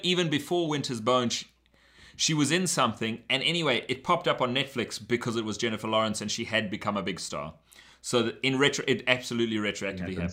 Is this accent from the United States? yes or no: no; South Africa; now in Canada; I missed out growing up in South Africa.